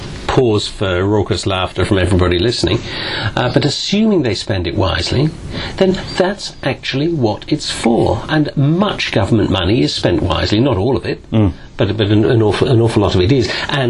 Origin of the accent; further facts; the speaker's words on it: Manchester, North West England, United Kingdom; It's a change from when I were a lad growing up in Manchester 30 years ago, I can tell you.